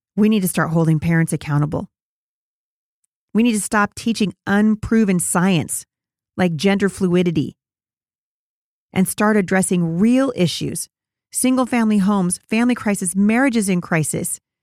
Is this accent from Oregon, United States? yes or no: yes; Portland, Oregon, United States; my hometown, of Portland, Oregon.